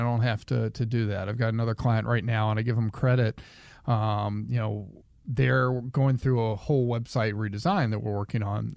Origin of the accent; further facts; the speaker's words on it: the South, United States; I grew up in the South